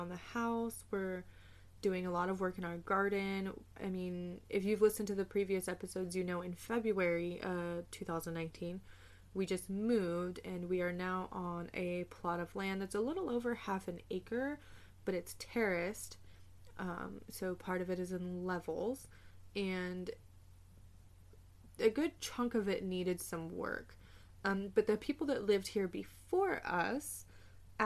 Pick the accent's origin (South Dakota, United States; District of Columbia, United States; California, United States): California, United States; Southern; moved away; growing up in Southern California